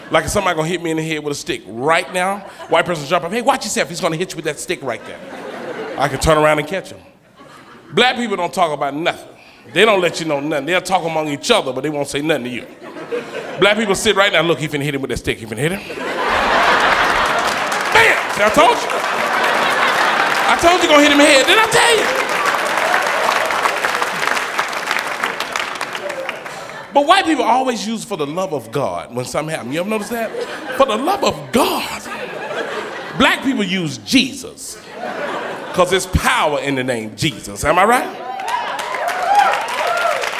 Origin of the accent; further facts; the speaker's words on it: Atlanta, Georgia, United States; I'm from Atlanta